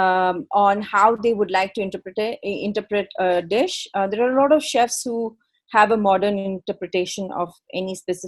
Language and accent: English; New Delhi, Delhi, India; moved away; also born or lived in Bangalore; I was born in Bangalore, but I grew up in New Delhi. That's where my parents lived.